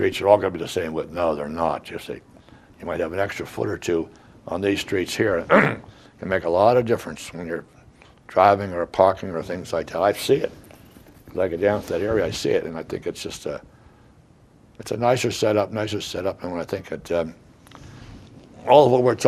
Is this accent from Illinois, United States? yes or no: no; Narberth, Pennsylvania, United States; moved away as an adult; now in Upper Merion, United States; both my wife and I, we both were born and raised in Narberth